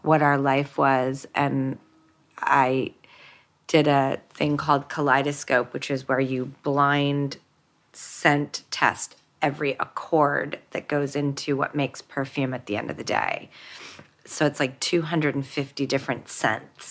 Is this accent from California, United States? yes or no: yes; Los Angeles, California, United States; I grew up in Hollywood